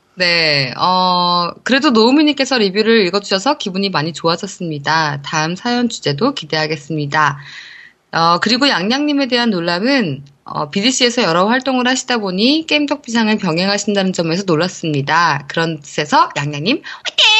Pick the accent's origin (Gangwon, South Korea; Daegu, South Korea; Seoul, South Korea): Seoul, South Korea; 제가 사실 서울 사람이라서 제가 이 경상도 사투리를 잘 못하거든요.